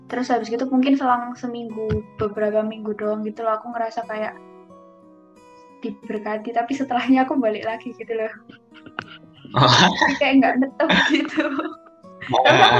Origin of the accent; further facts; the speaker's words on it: Sidoarjo, East Java, Indonesia; Iya, uh, Sidoarjo Jawa Timur. Sebelahnya Surabaya.